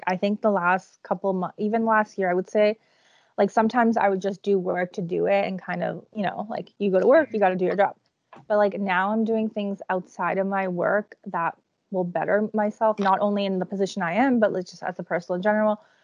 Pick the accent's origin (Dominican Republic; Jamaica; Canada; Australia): Canada; Toronto, Ontario; also born or lived in Czech Republic; I was born in the Czech Republic. All my mom's family still lives in the Czech Republic. When I was like 8 to about university age, all my summers were in the Czech Republic. Like I was never in Toronto for the summer.